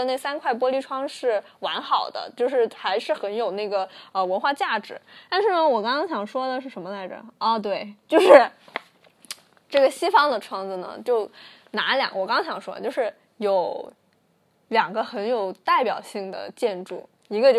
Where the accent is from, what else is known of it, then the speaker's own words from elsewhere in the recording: Guangdong, China; 所以嘛，我们我们广东人嘛不听故事